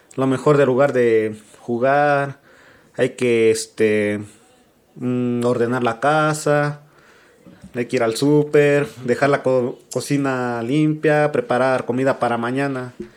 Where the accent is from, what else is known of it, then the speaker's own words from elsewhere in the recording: Mexico; como buenos mexicanos